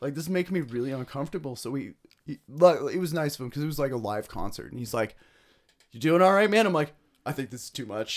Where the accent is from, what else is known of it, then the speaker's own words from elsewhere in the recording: Ennismore, Ontario, Canada; I grew up in Ennismore